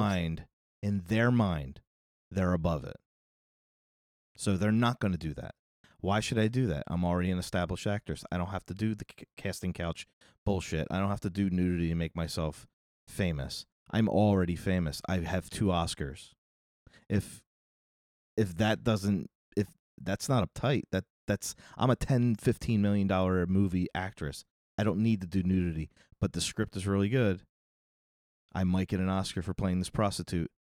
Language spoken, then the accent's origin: English; United States; we have an issue with nudity in this country